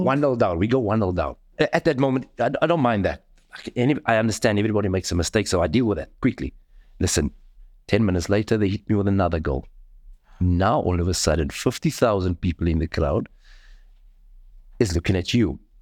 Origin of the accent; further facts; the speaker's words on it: Cape Town, Western Cape, South Africa; the community where I come from. I come from Mitchells Plain.